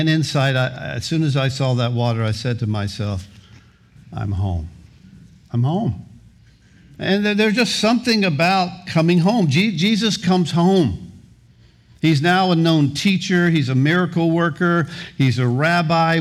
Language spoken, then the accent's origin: English; Gulf Breeze, Florida, United States; also born or lived in Kansas City, Missouri; I grew up here in Pensacola in Gulf Breeze